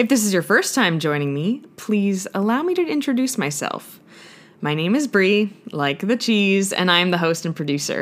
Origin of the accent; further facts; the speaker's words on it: Ottawa, Ontario, Canada; now in Toronto, Canada; I'm back home in my hometown of Ottawa, which is the capital of Canada